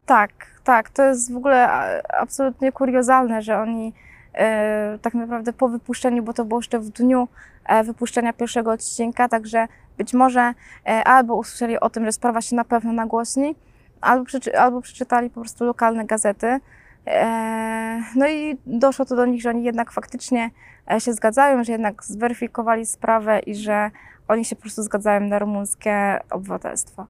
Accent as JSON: {"language": "Polish", "town": "Poznań", "region": "Greater Poland", "country": "Poland", "tie": "born or raised there", "said": "urodziłam się 28 października w Poznaniu"}